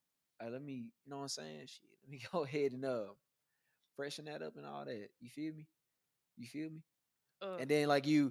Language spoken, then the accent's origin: English; Houston, Texas, United States; I'm from Houston